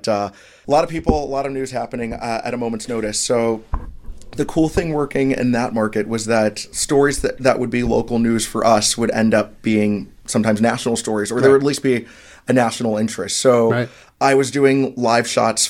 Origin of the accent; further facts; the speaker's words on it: Orlando, Florida, United States; moved away as an adult; also born or lived in South Bend / Charleston; now in Milwaukee, United States; in my hometown in Orlando